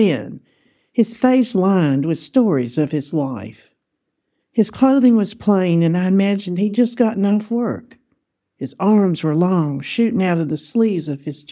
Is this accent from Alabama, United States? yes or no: yes; Alabama, United States; I answered Alabama.